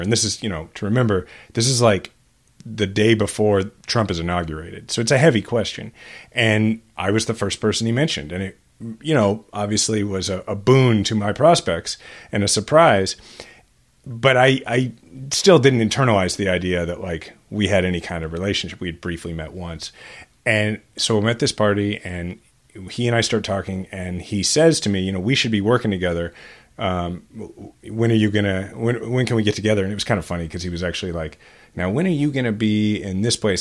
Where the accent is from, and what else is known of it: Kansas City, Missouri, United States; born or raised there